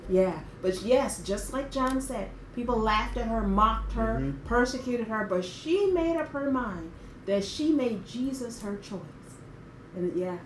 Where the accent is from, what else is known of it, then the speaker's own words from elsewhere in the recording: Memphis, Tennessee, United States; moved away; i went home to my hometown to memphis